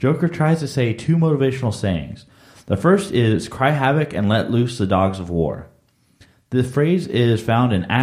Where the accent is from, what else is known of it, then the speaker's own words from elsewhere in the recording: Dallas, Texas, United States; that's my hometown there